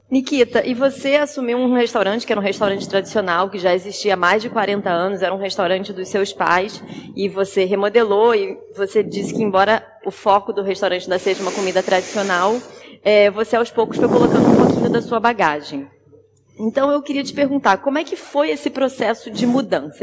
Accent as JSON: {"language": "Portuguese", "country": "Brazil", "moved": "as an adult", "lives_now": "Lisbon, Portugal", "said": "sou brasileira"}